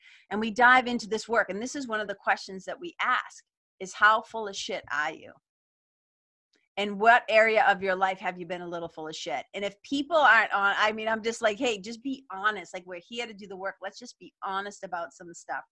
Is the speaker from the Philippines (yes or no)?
no; Lawrence, Massachusetts, United States; We didn't have a lot of money growing up in Lawrence, Mass